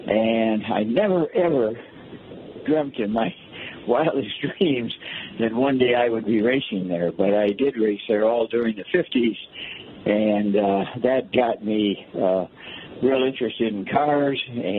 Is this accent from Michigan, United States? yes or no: yes; Detroit, Michigan, United States; I was born in Detroit, in the city, went to Cass Tech.